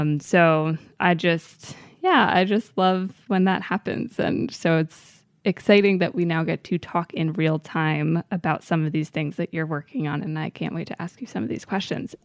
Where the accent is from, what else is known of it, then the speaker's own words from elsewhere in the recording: Maryland, United States; growing up in Maryland